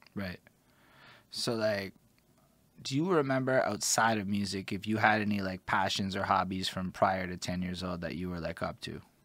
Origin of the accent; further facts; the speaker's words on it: Montreal, Quebec, Canada; I'm from Montreal